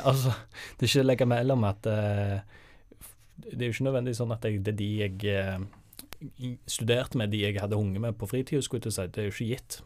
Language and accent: Norwegian; Sandnes, Rogaland, Norway; moved away as an adult; now in Bergen, Norway; jeg er jo fra Sandnes